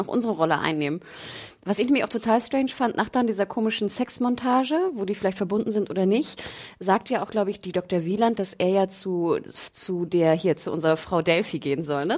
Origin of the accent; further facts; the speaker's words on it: Northern Germany, Germany; bei uns im Norden